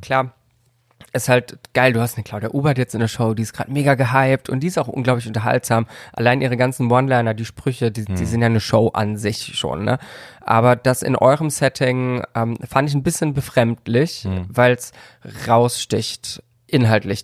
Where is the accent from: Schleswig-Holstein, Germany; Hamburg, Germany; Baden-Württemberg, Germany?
Baden-Württemberg, Germany; Karlsruhe; Ich komme aus Karlsruhe